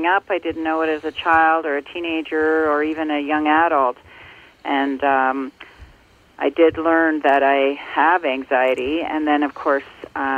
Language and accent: English; Ontario, Canada; I grew up in Ontario, and I now live in Muskoka in Ontario as well.